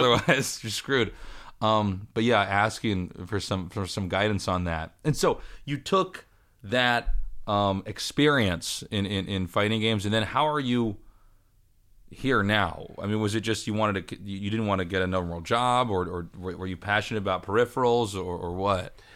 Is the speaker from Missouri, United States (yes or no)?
yes; Kansas City, Missouri, United States; I'm from Kansas City, but even in Kansas City, there was, like, maybe three or four arcades